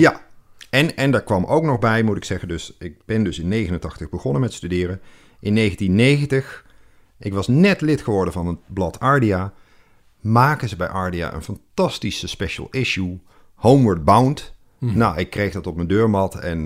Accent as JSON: {"language": "Dutch", "town": "Moergestel", "region": "North Brabant", "country": "Netherlands", "tie": "born or raised there", "said": "ik kom uit Brabant. Oh. Eh, Midden-Brabant."}